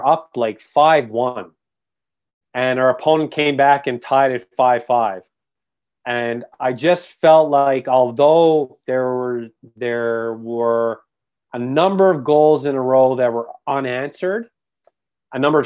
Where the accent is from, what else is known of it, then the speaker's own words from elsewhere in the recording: St. John's, Newfoundland and Labrador, Canada; moved away as an adult; also born or lived in Canton / Ottawa / Kelowna; I was born and raised in St. John's, Newfoundland, on the east coast of Canada.